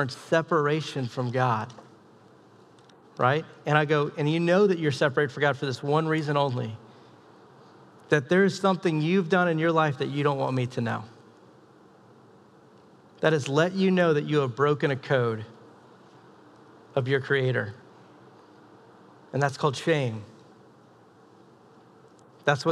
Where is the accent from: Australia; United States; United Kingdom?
United States; the South; moved away; I'm from the South.